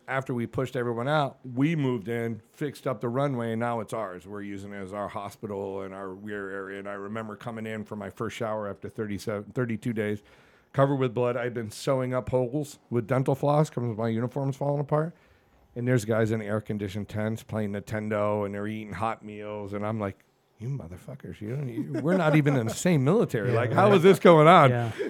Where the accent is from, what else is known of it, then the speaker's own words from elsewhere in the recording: New England, United States; I got no shame, dude. I grew up in New England.